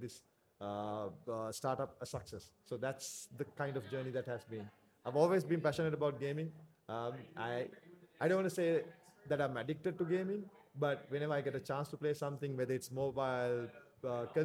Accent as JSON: {"language": "English", "country": "Sri Lanka", "tie": "born or raised there", "said": "in Sri Lanka, at least up when I was growing up"}